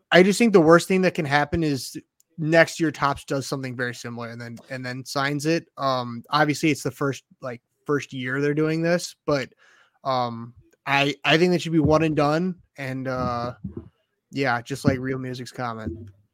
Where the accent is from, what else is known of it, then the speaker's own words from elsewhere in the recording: United States; as an American